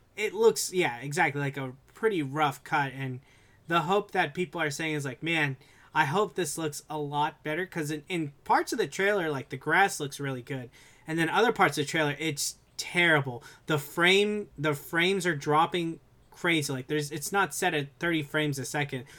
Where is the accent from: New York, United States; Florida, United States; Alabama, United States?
Florida, United States; South; I'm from South Florida